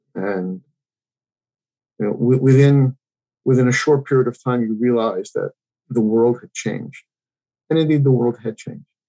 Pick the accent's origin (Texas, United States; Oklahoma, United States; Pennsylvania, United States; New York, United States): New York, United States; New York City; I grew up in um, Queens, New York. Um, I grew up in New York City